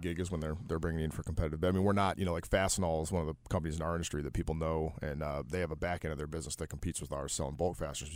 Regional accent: Detroit, Michigan, United States; moved away as an adult; I'm from Detroit, not, not the South, a good old Midwestern boy. Um, was born in, uh, nineteen eighty-four there and stayed there through high school

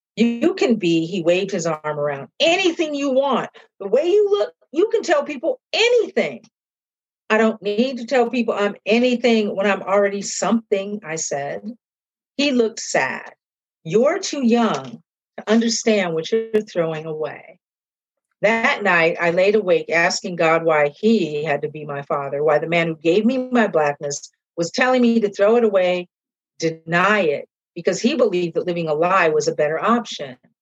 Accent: Seattle, Washington, United States; moved away as an adult; now in East Coast, United States; growing up where I grew up, when I grew up, how I grew up in Seattle was really great as a mixed kid

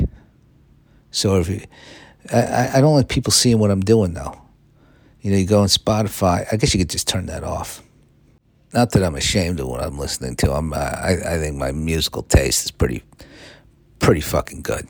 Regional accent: United States; I'm American

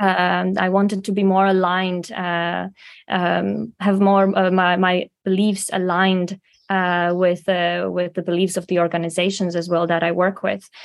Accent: Slovakia; moved away as an adult; also born or lived in Prague, Czech Republic; I'm from Slovakia originally

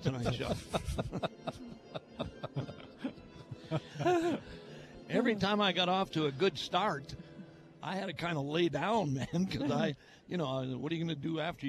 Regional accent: Milwaukee, Wisconsin, United States; I was the first Milwaukee native to play with the Milwaukee Braves. First guy born and raised in Milwaukee to play for the hometown team

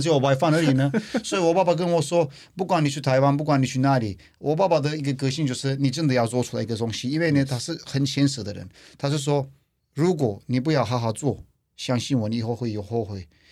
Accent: Turkey; Chinese is a second language; moved away as an adult; now in Taiwan; 来自土耳其

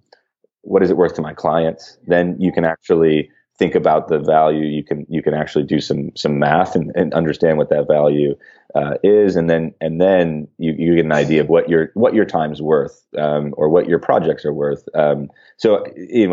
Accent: Midwest, United States; I grew up in the Midwest with a lot of automotive factories around

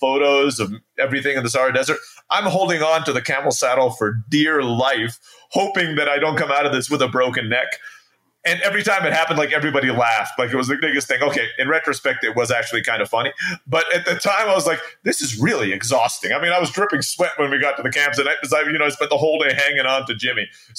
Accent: Philippines; born there; So I was born in the Philippines. My dad was a U.S. Peace Corps volunteer.

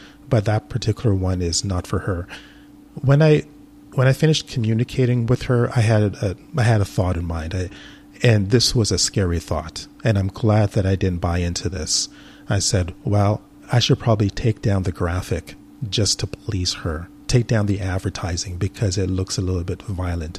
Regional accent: Canada; I'm Canadian. A lot of people are into hockey in Canada.

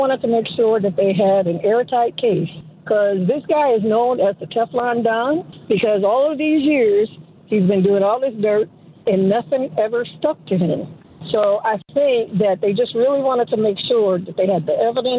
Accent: New York, United States; I'm from New York, so I grew up way back in the 70s and earlier

